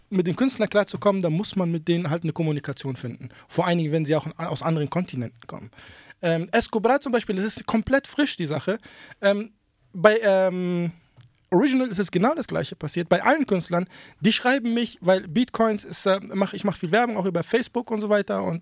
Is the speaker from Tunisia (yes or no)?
yes; Tunisia; Ich meine, ich bin ursprünglich aus Tunesien, wir sind Nachbarn.